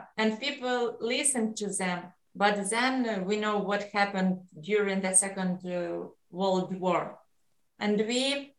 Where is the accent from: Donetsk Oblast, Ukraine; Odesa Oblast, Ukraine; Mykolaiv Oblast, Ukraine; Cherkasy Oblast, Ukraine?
Cherkasy Oblast, Ukraine; Cherkasy; English is a second language; Yes, I am from Ukraine. It's Cherkasy. Cherkasy, it is in the center of Ukraine.